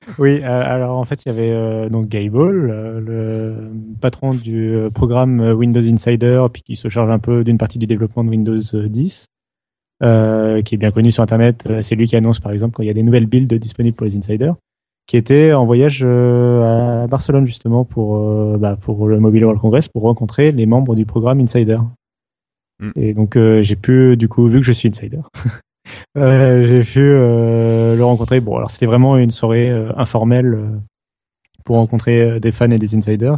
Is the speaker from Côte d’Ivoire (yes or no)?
no; France; chez nous en France